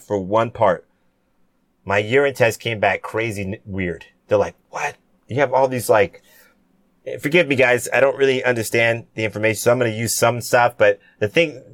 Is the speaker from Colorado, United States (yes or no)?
no; San Diego, California, United States; also born or lived in Cayman Islands (ancestry) / Jamaica (ancestry); My dad served in the Navy for 15 years. We grew up in San Diego